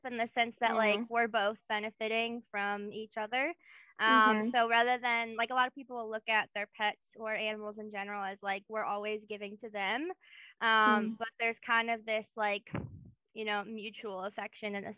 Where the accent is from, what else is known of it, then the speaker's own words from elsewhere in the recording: Kenosha, Wisconsin, United States; moved away as an adult; also born or lived in Indiana / Memphis, Tennessee; now in Knoxville, United States; So I grew up in Kenosha, Wisconsin, which is where we met, kind of. Kenosha area. I lived there all my teenage kid years, so I was 18.